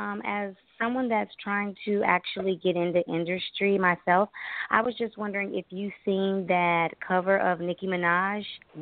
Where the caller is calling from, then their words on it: Wisconsin, United States; I'm calling from Wisconsin.